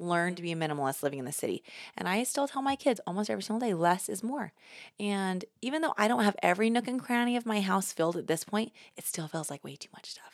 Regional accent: New York City, New York, United States; The New Yorker in me

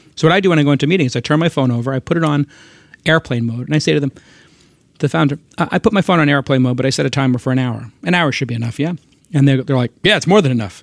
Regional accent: New York, United States; moved away as an adult; also born or lived in Los Angeles; now in Silicon Valley, United States; in New York, my hometown, which I love

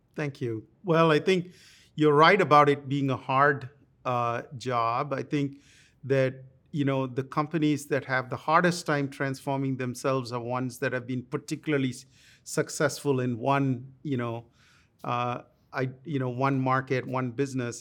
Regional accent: India; moved away as an adult; now in United States; I grew up in India

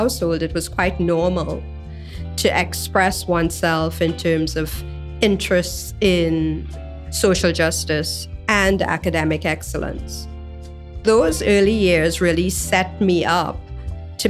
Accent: Trinidad & Tobago; Growing up in Trinidad and Tobago

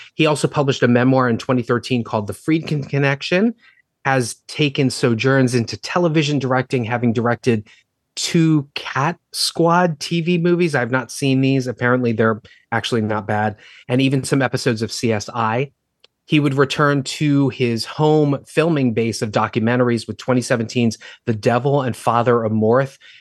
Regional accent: Baltimore, Maryland, United States; my hometown of Baltimore

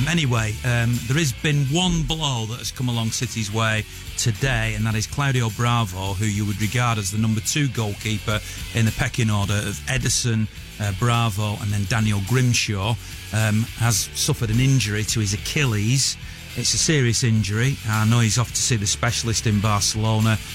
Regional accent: Manchester, North West England, United Kingdom; as a Mancunian

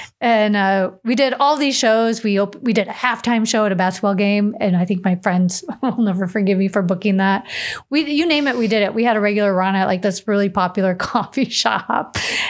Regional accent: Chicago, Illinois, United States; now in Las Vegas, United States; I'm like, "Yeah, I grew up in Chicago.

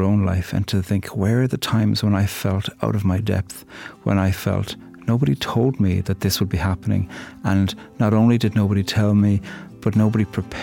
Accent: Cork, Munster, Ireland; I'm from Cork, on the very south of the island

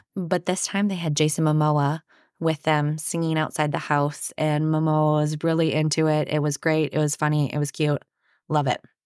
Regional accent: Anoka, Minnesota, United States; I grew up in Anoka, so it was nearby.

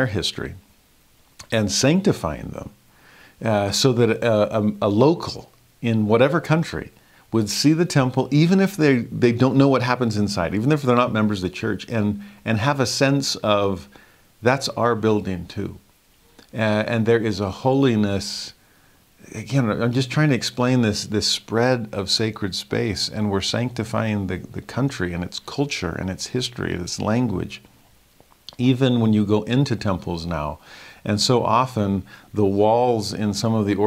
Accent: Southern California, United States; as a kid growing up in Southern California

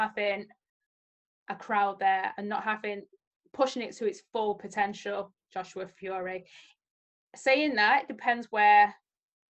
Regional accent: United Kingdom; as a British fan

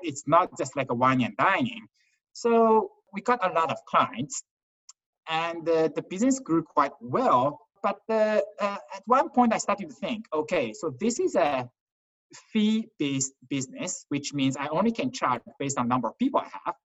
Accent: Qingdao, Shandong, China; moved away; I was born in China, a town called Qingdao.

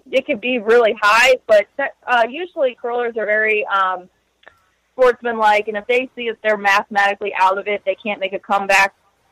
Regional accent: Pasadena, Maryland, United States; we're from, Pasadena, so we're from, like, the Baltimore area.

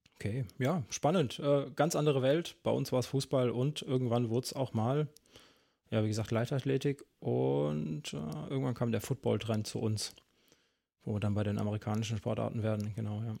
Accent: Central Germany, Germany; ich komme ja ein bisschen weiter aus dem Norden, ne? auch wenn es eher so Mitteldeutschland ist

